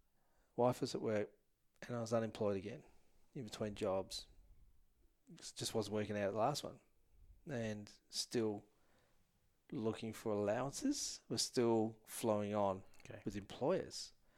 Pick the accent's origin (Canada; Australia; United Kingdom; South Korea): Australia; Perth, Western Australia; and I was from Perth and Jewish group